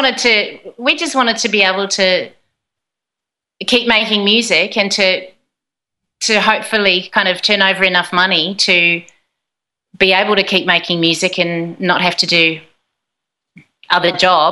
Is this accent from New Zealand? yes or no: yes; New Zealand; I'm from New Zealand.